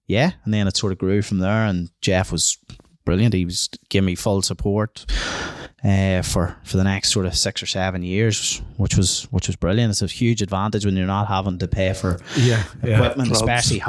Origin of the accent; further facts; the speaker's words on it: Warrenpoint, Northern Ireland, United Kingdom; obviously growing up in Warren Point.